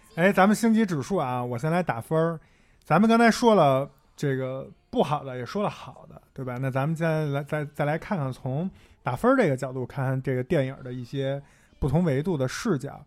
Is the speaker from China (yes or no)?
yes; northern China, China; 我因为作为一个北方人